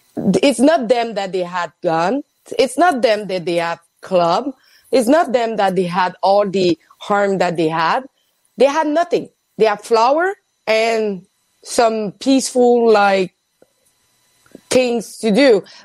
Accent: Quebec City, Quebec, Canada; Quebec City.

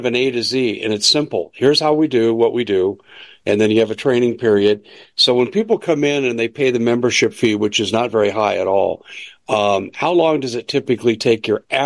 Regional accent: Arizona, United States; In Arizona, in my home state, Cochise County

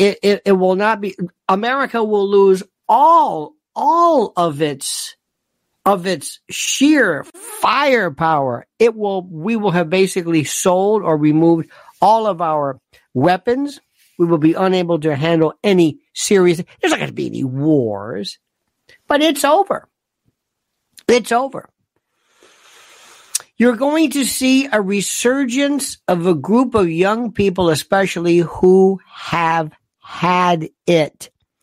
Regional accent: Manchester, North West England, United Kingdom; Yes, I'm from Ermston, Manchester, near Old Trafford.

